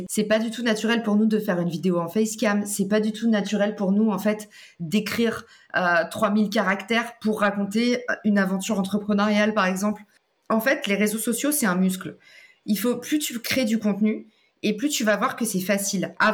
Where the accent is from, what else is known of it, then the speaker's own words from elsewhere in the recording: United States; French is a second language; now in France; Et souvenez-vous, moi, je viens des US. J'ai atterri en France, je me suis craché en France et je connais personne qui est entrepreneur